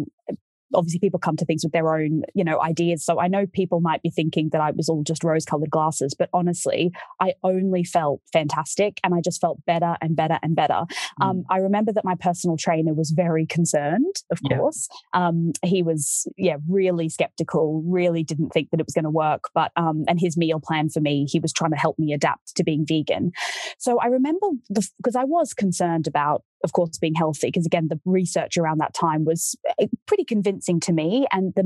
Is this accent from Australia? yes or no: yes; Australia; I'm from Australia.